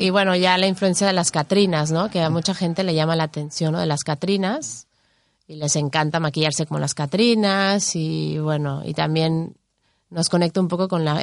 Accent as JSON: {"language": "Spanish", "region": "Mexico City", "country": "Mexico", "also_born_or_lived": "Miami", "moved": "yes", "lives_now": "Spain", "said": "yo soy de la Ciudad de México, y luego viví en Miami"}